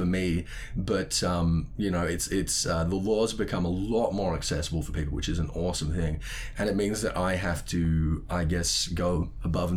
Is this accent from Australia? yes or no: yes; Sydney, New South Wales, Australia; my hometown in Sydney